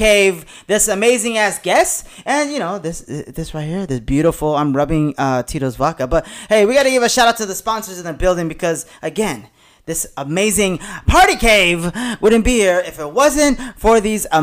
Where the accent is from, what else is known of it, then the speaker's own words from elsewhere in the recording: La Puente, California, United States; I actually grew up in the next city over is La Puente